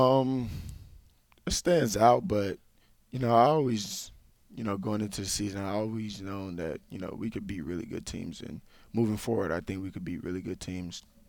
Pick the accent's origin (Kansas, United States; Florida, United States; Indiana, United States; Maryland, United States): Florida, United States; Tampa; moved away as an adult; I grew up in Tampa, Florida